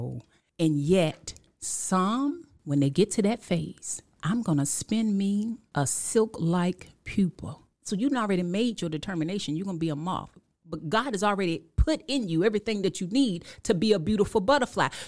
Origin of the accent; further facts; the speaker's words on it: Killeen, Texas, United States; also born or lived in Washington, D.C.; I'm from Killeen, Texas, um, by way of Washington, D.C.